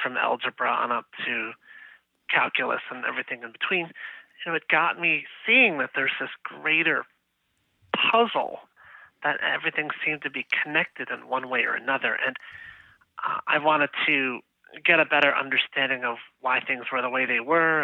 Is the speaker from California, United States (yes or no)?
no; Chicago, Illinois, United States; moved away; also born or lived in University Park, Pennsylvania; I'm originally from the Chicago, Illinois area